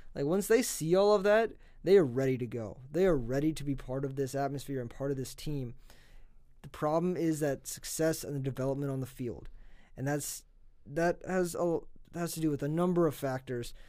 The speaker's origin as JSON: {"language": "English", "region": "South Dakota", "country": "United States", "tie": "born or raised there", "moved": "yes", "lives_now": "Lincoln, United States", "said": "I'm not originally from Nebraska. I grew up on the South Dakota side"}